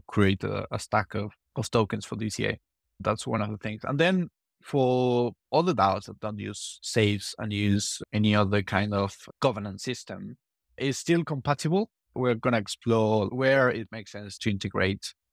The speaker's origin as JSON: {"language": "English", "country": "Argentina", "said": "I'm from Argentina. I come from, from South America."}